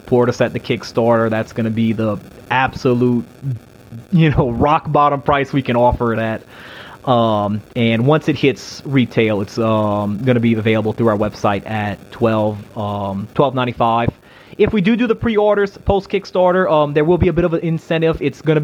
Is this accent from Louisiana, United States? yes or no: yes; St. James Parish, Louisiana, United States; I was born in St. James Parish, which is just two parishes over